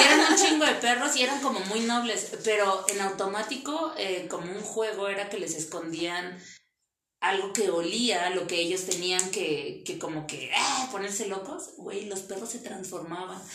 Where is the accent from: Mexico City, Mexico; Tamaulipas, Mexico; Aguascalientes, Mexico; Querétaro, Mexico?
Mexico City, Mexico; Iztapalapa; soy de Iztapalapa